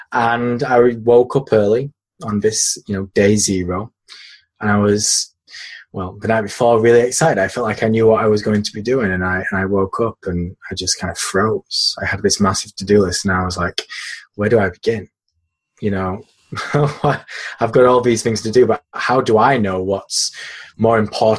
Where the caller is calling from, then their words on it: Yorkshire and the Humber, United Kingdom; I'm in a pretty rainy Yorkshire, which is in the north of England.